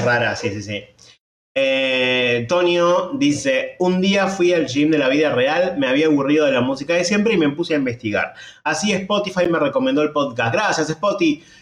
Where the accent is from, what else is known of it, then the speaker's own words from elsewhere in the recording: Argentina; somos argentinos